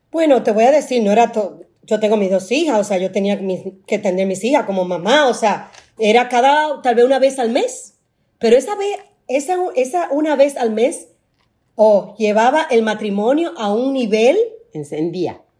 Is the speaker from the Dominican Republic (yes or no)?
yes; Dominican Republic; Yo soy dominicana